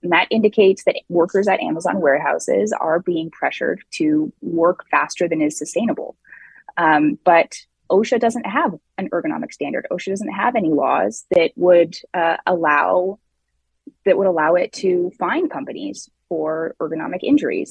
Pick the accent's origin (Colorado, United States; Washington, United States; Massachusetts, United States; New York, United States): Washington, United States; Seattle; in Seattle, my hometown